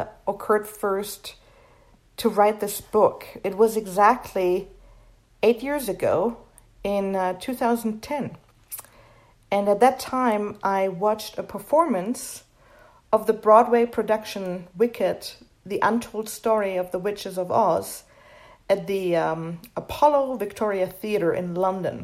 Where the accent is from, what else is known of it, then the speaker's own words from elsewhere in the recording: Hanau, Hesse, Germany; English is a second language; moved away as an adult; also born or lived in Florida, United States; now in Utah, United States; I am a native German. I was born and raised in Germany. I lived in Germany until I was 23